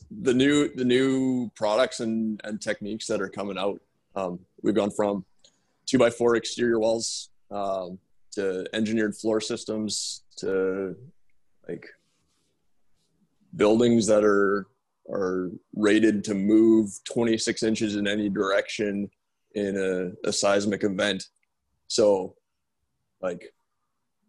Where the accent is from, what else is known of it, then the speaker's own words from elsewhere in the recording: Saskatchewan, Canada; I grew up in Saskatchewan